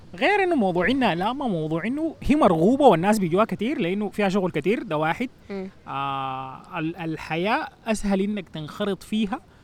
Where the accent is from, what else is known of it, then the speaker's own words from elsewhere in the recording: Sudan; also born or lived in New Jersey, United States; now in United States; نحن بالنسبه لنا كسودانيين